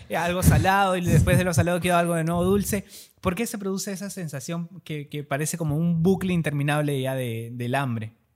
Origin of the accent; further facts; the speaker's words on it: Peru; como peruanos, nosotros culturalmente